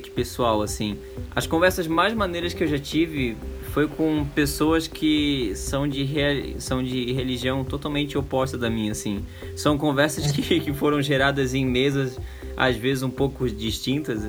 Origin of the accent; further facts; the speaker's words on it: Brazil; accent: peixeiro; desculpa o sotaque de peixeiro aí, eu não nego, eu sou, sou peixeiro e não tem como esconder